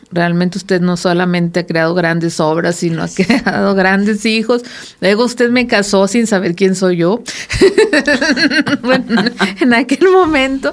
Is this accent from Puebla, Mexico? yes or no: no; Sinaloa, Mexico; now in Coahuila, Mexico; soy sinaloense